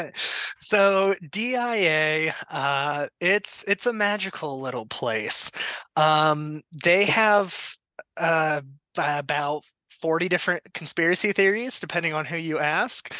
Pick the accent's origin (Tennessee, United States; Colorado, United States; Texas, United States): Colorado, United States; also born or lived in Denver metro; I am from Colorado, been here pretty much my whole life. Uh, grew up out in the middle of nowhere